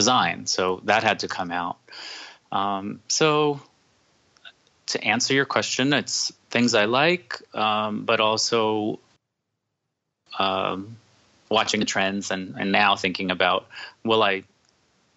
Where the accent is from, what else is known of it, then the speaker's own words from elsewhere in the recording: New Jersey, United States; I grew up in New Jersey